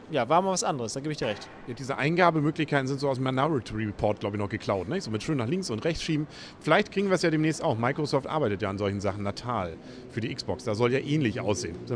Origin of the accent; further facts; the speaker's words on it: Northern Germany, Germany; Als Norddeutscher können wir auch Johansson sagen.